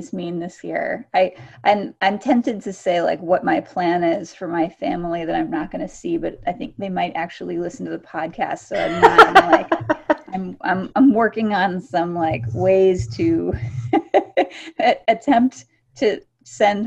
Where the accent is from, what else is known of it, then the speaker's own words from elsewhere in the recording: the South, United States; in the South we call dressing